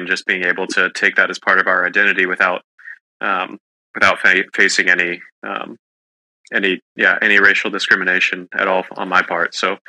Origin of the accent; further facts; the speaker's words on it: California, United States; growing up in California, where the sun shines seemingly every day of the year